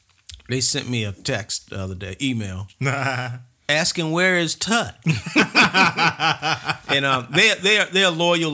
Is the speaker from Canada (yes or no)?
no; St. Louis, Missouri, United States; You know, I'm from St. Louis, you're from Detroit.